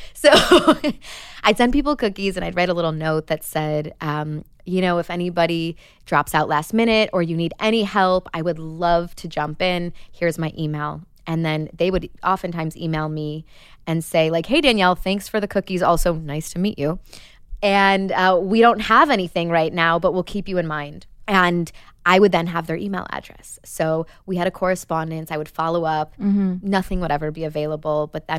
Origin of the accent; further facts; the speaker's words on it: Chicago, Illinois, United States; First of all, it's so Midwest. I'm from Chicago, like a small town of 8,000 people outside of the city. And growing up, my mom sold mortgages.